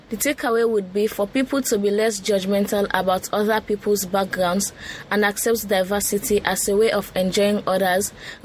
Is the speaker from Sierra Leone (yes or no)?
yes; Sierra Leone; from Sierra Leone.